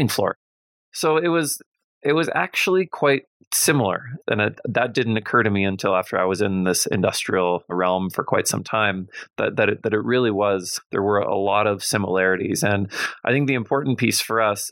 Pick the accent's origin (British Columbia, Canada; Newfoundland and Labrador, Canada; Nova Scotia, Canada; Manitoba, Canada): Manitoba, Canada; Winnipeg; I grew up in Winnipeg and I graduated from the University of Manitoba.